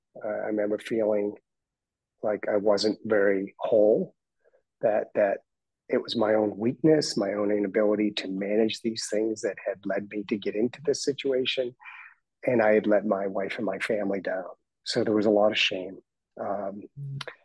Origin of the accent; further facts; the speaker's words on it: Boston, Massachusetts, United States; moved away as an adult; also born or lived in Dedham, Massachusetts / London; now in Florida, United States; I grew up in Boston.